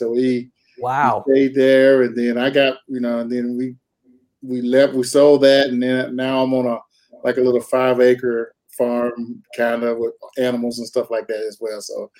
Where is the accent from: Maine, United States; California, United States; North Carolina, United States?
North Carolina, United States; moved away as an adult; now in Twin Falls, United States; Grew up in North Carolina most of my life. Met my wife in North Carolina.